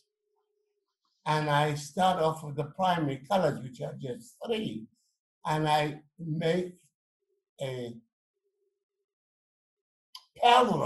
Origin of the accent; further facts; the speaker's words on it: St. Lucia; I was born in St. Lucia